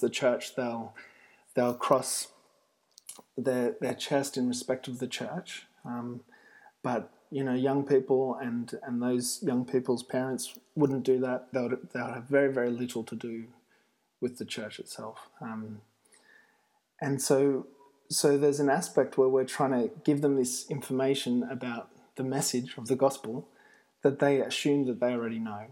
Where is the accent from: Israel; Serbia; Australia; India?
Australia; moved away as an adult; now in Italy; I'm an Australian